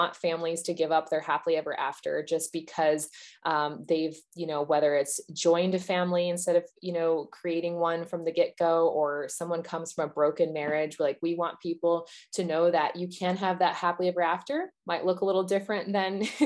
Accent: United States; I am an American

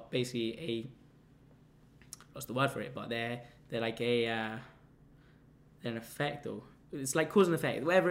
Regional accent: London, United Kingdom; I come from London

